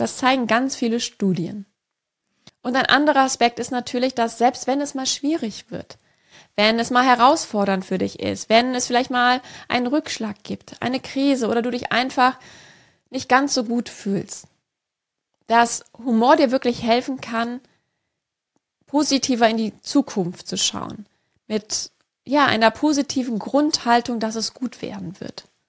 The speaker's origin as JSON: {"language": "German", "region": "Rhineland", "country": "Germany", "tie": "born or raised there", "said": "Ich bin gebürtige Rheinländerin"}